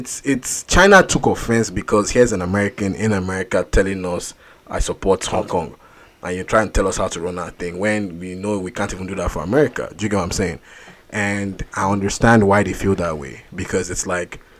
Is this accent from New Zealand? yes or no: no; Nigeria; moved away; as someone who lived in Nigeria for so long